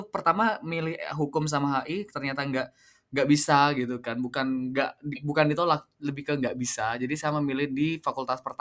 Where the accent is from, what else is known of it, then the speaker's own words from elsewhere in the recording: Prenduan, East Java, Indonesia; Saya kebetulan lahir di Semenep ya, Semenep 18 Juni tahun 2000. Jadi 23 tahun lalu, saya okay. Hmm. SD-nya di saya kebetulan orang Perinduan, Mas.